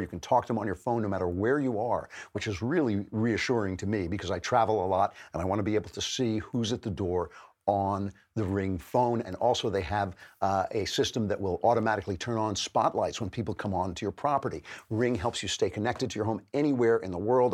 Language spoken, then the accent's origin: English; United States; I'm an American all the way